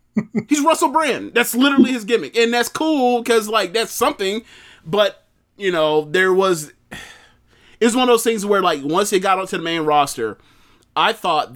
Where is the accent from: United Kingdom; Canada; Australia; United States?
United Kingdom; South East England; and I'm from England, Sussex to be precise.